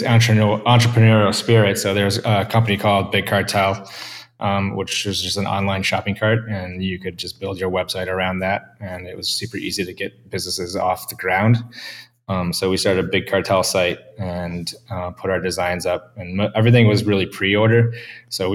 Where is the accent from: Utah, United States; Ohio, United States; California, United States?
Ohio, United States; Cleveland; growing up in Cleveland, you learn to love it